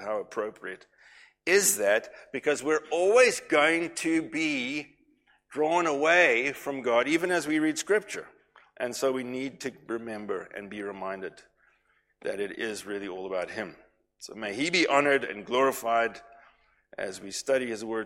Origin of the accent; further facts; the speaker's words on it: KwaZulu-Natal, South Africa; moved away; when we were growing up in Natal